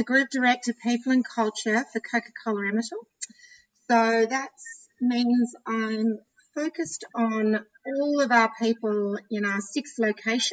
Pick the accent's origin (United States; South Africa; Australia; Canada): Australia; Canberra, Australian Capital Territory; moved away as an adult; also born or lived in London; growing up in Canberra, proud Canberran